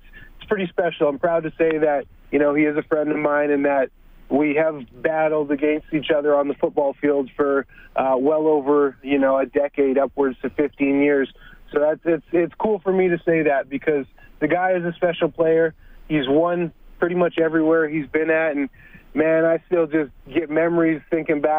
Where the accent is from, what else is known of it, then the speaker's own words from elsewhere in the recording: Winnipeg, Manitoba, Canada; my hometown in Winnipeg